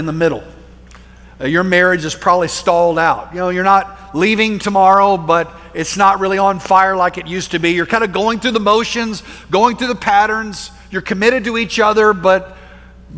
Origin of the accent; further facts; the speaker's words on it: Plainview, Texas, United States; we moved our family from Central Texas out to West Texas to a small town called Plainview